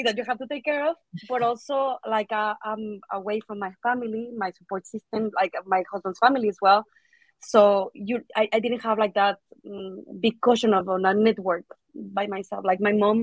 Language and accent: English; Mexico; moved away as an adult; also born or lived in Manchester, United Kingdom; now in United Kingdom; I'm originally from Mexico